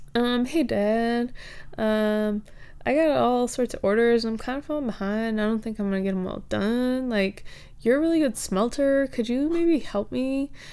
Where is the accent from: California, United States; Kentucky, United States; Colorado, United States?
Kentucky, United States; I'm from Kentucky